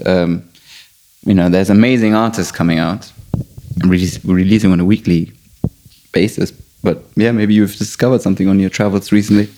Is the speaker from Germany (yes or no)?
yes; Germany; also born or lived in London; I'm Persian, but I was born in Germany